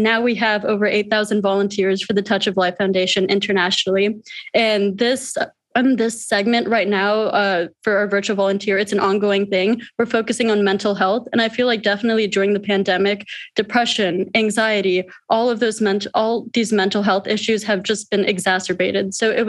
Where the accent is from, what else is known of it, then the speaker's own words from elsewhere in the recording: India; So also being in India, visiting there every year, I'm from India.